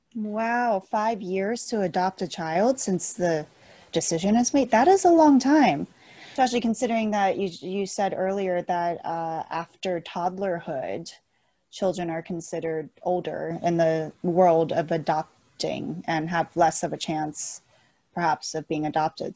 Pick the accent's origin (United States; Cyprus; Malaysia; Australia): United States; also born or lived in China; I growing up in America